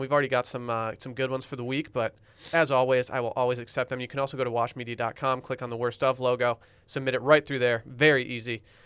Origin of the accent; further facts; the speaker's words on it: United States; I'm American